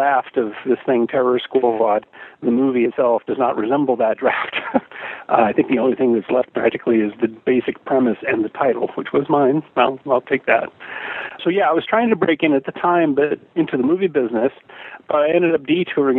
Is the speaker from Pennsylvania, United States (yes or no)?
no; Portland, Oregon, United States; moved away as an adult; also born or lived in Los Angeles; I grew up in Portland, Oregon, and so in Oregon in the 70s when I was growing up